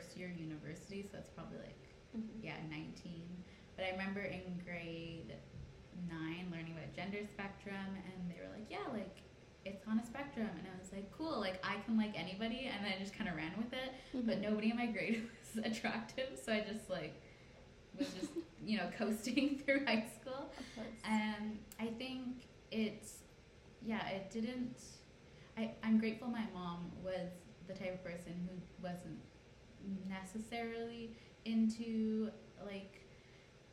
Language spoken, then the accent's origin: English; Canada; I was born in Canada, but I think I see myself as Punjabi more than Canadian